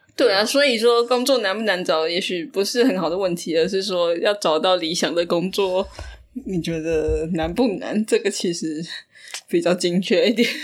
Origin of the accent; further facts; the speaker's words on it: Taiwan; 虽然我们台湾人刻苦耐劳